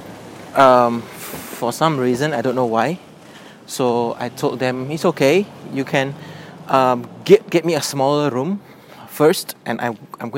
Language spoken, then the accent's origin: English; Medan, North Sumatra, Indonesia; in Indonesia, my hometown Medan